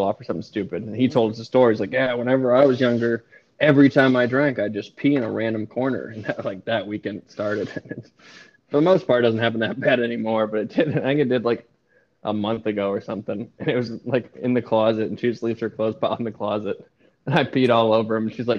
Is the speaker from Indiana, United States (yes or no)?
no; Portland, Maine, United States; moved away; growing up in Maine